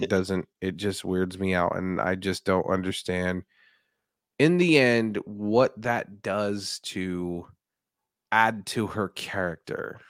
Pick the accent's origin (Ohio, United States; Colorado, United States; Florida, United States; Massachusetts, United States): Colorado, United States; Denver; born and raised in Denver, Colorado